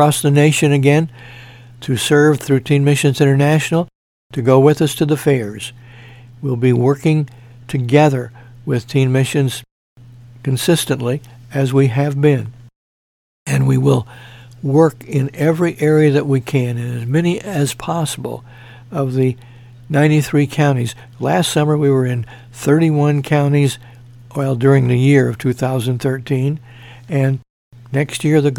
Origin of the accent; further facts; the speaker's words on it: Mount Carmel, Illinois, United States; moved away; Mount Carmel, Illinois, my hometown